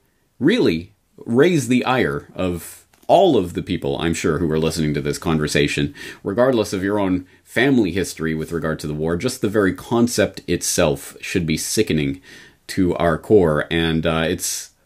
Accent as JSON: {"language": "English", "country": "Canada", "lives_now": "Japan", "said": "because as a Canadian in Japan, my only familiarity with Herbert Hoover is the Hoover Dam"}